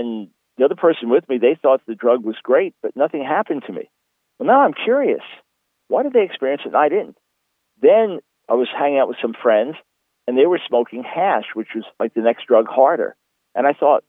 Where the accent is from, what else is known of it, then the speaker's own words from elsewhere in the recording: Long Island, New York, United States; I was born in New York City in 1955, and we moved to Long Island, so the suburbs of New York City, when I was about 7 years old